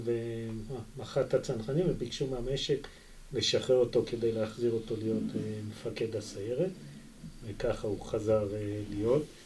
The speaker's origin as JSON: {"language": "Hebrew", "country": "Israel", "tie": "born or raised there", "also_born_or_lived": "Kibbutz Yagur / Arava", "said": "נולדתי בקיבוץ, אבל גדלתי את רוב חיי במושב, ועבדתי בערבה בתור ילד"}